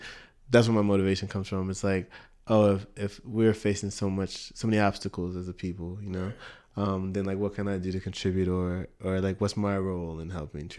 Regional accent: United States; I was born in Canada, but only lived there for a year. So I grew in Canada, you know, in Vancouver, Canada. But I was, but I grew up in the U.S.

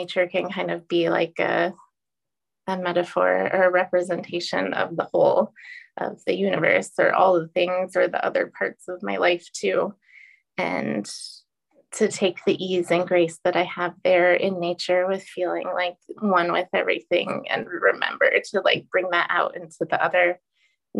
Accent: Portland, United States; moved away; I'm from Portland

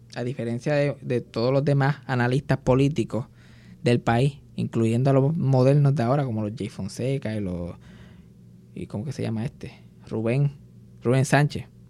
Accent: Puerto Rico; nosotros los milenios, de puertorriqueños milenios

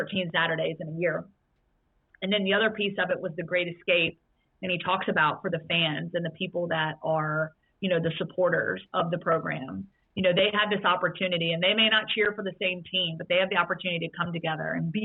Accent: Roanoke, Virginia, United States; I grew up in Roanoke, Virginia

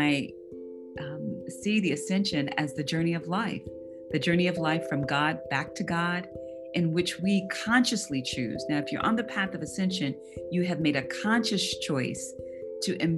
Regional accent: Atlanta, Georgia, United States; also born or lived in Saudi Arabia / Bahrain; now in Springfield, United States; I'm originally from Atlanta, Georgia. I currently live in Springfield, Ohio.

